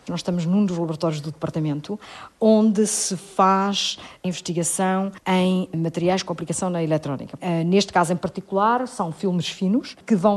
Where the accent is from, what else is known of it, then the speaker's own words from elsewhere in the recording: Ílhavo, Aveiro District, Portugal; A minha adolescência passa-se em Ilhavo, na fábrica de porcelana da Vista Alegre, no meio da porcelana.